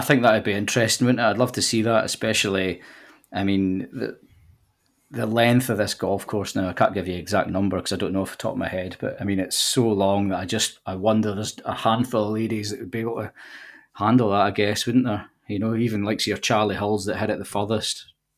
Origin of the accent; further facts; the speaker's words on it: Dumfries, Scotland, United Kingdom; accent: Scottish; moved away as an adult; also born or lived in Kent; now in Wirral, United Kingdom; I'm from Dumfries, uh, which is in the southwest of Scotland, just over the border, and I lived there until I was twenty-four